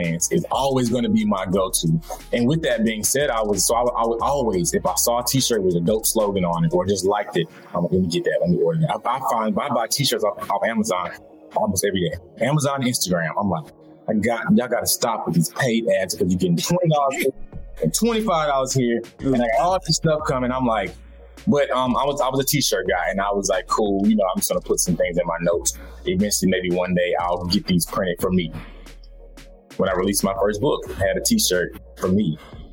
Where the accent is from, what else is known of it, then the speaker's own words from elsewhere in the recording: Atlanta, Georgia, United States; I'm from the South. I'm from Atlanta. My family's from the middle of Georgia, so they're from the country